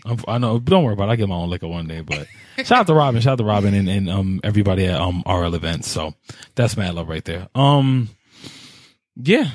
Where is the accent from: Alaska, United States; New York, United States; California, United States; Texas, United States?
New York, United States; I'm from New York